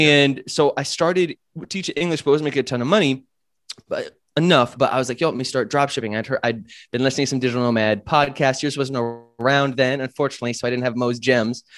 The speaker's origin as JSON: {"language": "English", "country": "United States", "also_born_or_lived": "Chiang Mai, Thailand", "moved": "as an adult", "said": "being American"}